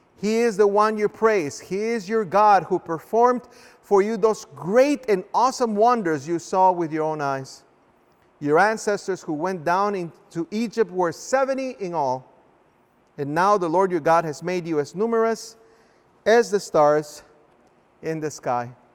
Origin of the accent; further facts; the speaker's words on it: Guatemala; now in United States; I was born in a small little country called Guatemala